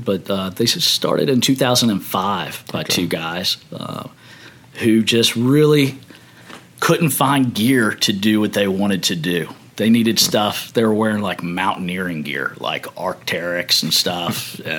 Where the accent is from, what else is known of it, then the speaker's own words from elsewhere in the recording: Virginia, United States; moved away as an adult; also born or lived in Montana; now in Savannah, United States; Born and raised in Virginia. Went to college at the University of Montana, and currently reside in Savannah, Georgia.